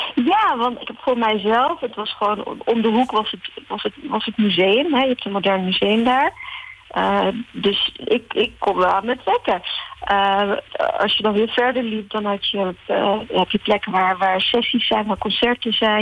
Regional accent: Amsterdam, North Holland, Netherlands; also born or lived in Morocco; now in Rotterdam, Netherlands; Ik ben in Marokko geboren. Mhm. en ik ben in Amsterdam getogen en ik woon in Rotterdam.

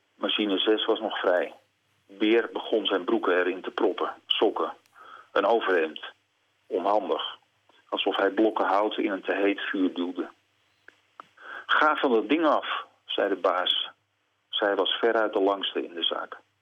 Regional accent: Netherlands

